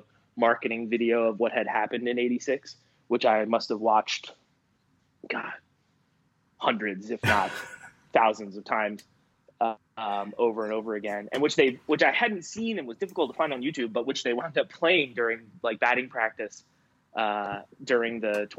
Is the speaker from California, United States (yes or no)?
no; Long Island, New York, United States; I grew up on Long Island, partly because my family all came from Brooklyn originally on Long Island.